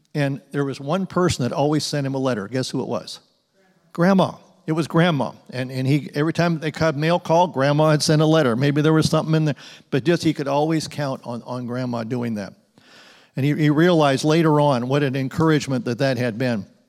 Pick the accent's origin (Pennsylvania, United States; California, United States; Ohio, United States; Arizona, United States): Arizona, United States; Phoenix; We grew up in Phoenix